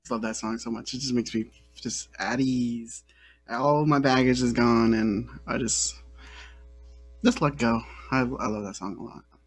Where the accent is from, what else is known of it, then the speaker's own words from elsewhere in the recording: the Bay Area, California, United States; I'm from the Bay Area, and I feel like I I'm pretty well into my roots there